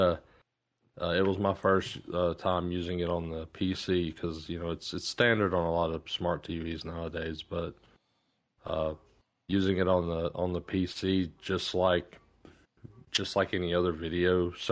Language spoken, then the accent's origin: English; United States; being American here